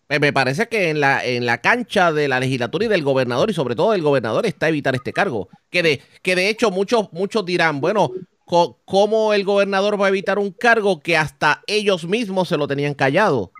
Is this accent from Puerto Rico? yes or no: yes; Puerto Rico; nosotros como puertorriqueños